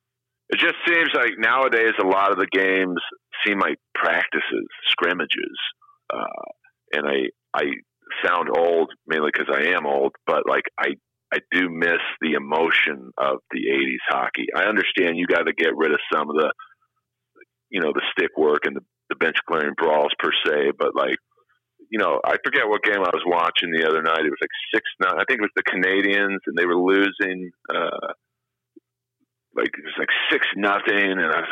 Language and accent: English; Los Angeles, California, United States; I grew up in Bel Air.